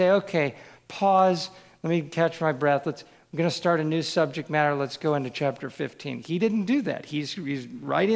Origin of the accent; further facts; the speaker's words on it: Kansas City, United States; I grew up in Kansas City